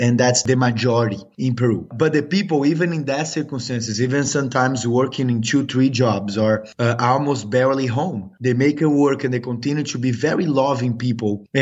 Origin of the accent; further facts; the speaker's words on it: São Paulo, Brazil; moved away as an adult; now in United States; I'm actually from Brazil. I'm from São Paulo, Brazil. But I got to the U.S. 12 years ago through soccer.